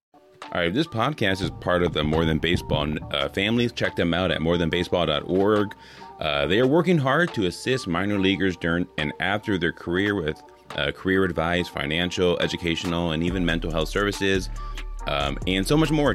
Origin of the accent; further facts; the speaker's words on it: California, United States; now in Wisconsin, United States; I grew up in California